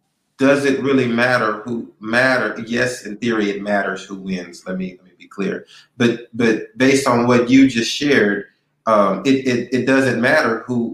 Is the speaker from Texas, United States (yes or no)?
yes; Texas, United States; I grew up in the Pleasantville community and it's made me who I am.